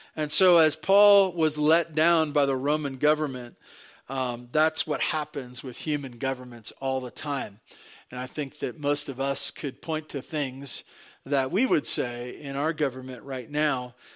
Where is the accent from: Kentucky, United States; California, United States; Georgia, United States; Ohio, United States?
California, United States; Santa Barbara; moved away as an adult; now in Tehachapi, United States; I was born and raised in Santa Barbara